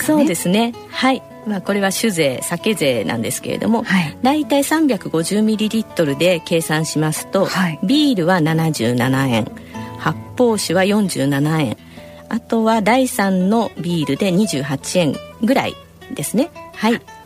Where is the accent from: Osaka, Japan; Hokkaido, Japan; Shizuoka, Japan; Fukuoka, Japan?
Shizuoka, Japan; moved away; 静岡の実家に帰省する予定でおります